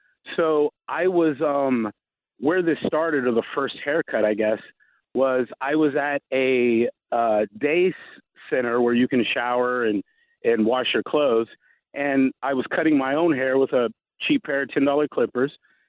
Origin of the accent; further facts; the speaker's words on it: the South, United States; I'm from the South, so I've always had a pretty good work ethic.